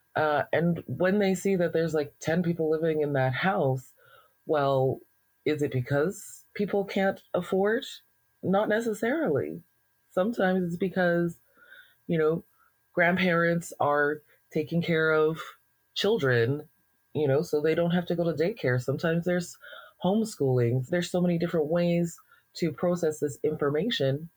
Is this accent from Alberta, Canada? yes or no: yes; Alberta, Canada; being a Black person in Alberta